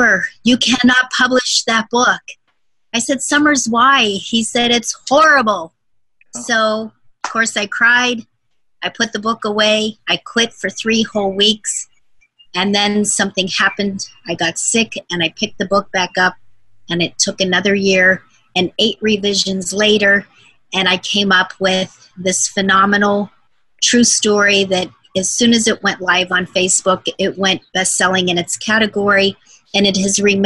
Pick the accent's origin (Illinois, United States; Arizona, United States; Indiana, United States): Arizona, United States; moved away as an adult; now in Hawaii, United States; I'm originally from Arizona, most of my adult life lived there.